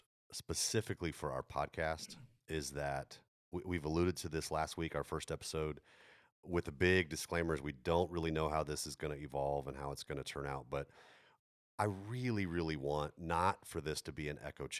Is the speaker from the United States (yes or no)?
yes; Texas, United States; also born or lived in Europe; He's from Mississippi. I grew up in Europe, you know, even though I'm a Texas kid.